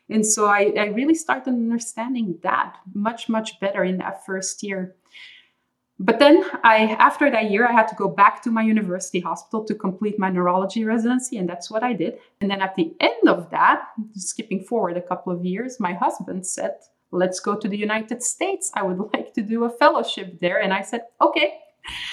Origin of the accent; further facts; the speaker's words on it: Belgium; first language Dutch; English is a second language; moved away as an adult; I was born and raised for the most part in Belgium. So I speak Dutch or Flemish at home